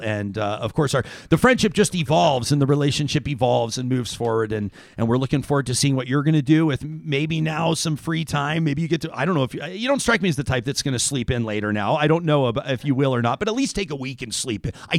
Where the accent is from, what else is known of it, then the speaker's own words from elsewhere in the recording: Saskatchewan, Canada; born there; also born or lived in Alberta; I was born in Saskatchewan, but I've lived here for almost 20 years